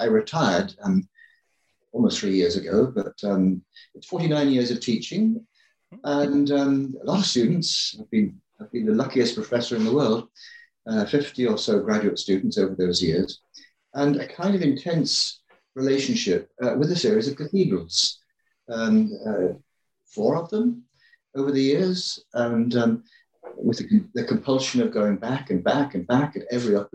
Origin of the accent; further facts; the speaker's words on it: England, United Kingdom; I grew up in England